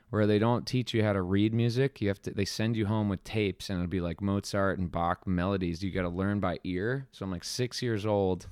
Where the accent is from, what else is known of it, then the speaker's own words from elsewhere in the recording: Flemington, New Jersey, United States; also born or lived in Princeton, New Jersey; born in New Jersey, in, uh, Flemington, New Jersey